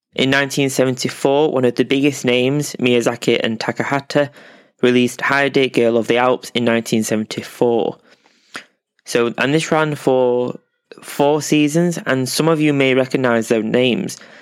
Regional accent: England, United Kingdom; I am English

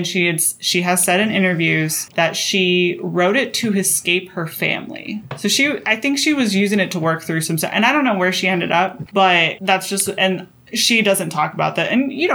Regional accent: the Bible Belt, the South, United States; I grew up in the Bible Belt

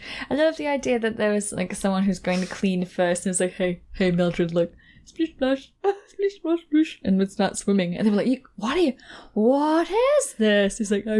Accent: Scotland, United Kingdom; Oh, I love that there's still, like, in old cities, like here in my hometown, there's still a bathhouse.

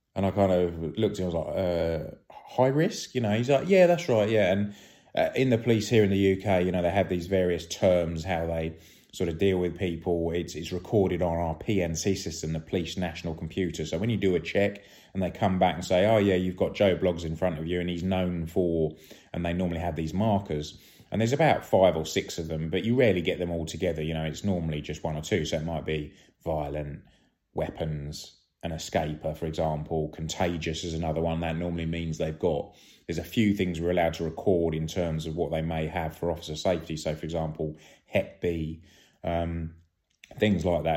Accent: United Kingdom; being British

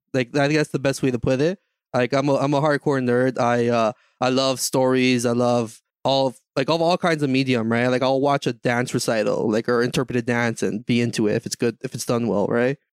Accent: Canada; I'm from, I'm from Canada

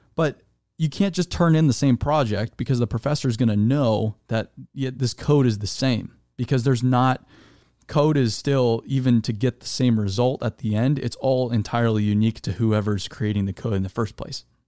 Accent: Arizona, United States; I was raised in Arizona

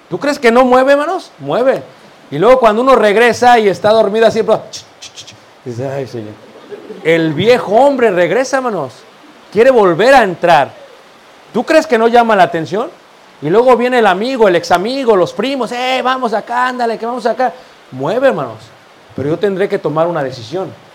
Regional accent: Mexico City, Mexico; Yo soy de Ciudad de México, originario

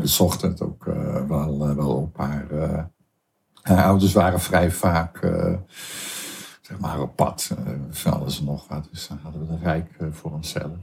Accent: Hoeksche Waard, South Holland, Netherlands; born or raised there; also born or lived in Amsterdam

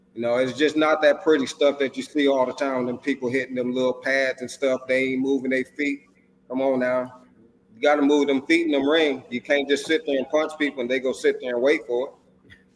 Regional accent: Racine, Wisconsin, United States; moved away; I'm originally from Racine, Wisconsin. That's where my boxing journey started

